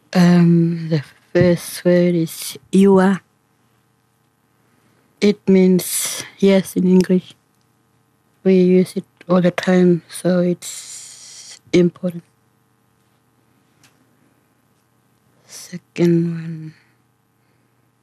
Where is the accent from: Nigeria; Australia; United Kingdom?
Australia; Warakurna, Western Australia; first language Ngaanyatjarra; English is a second language; I'm from Warrakoon area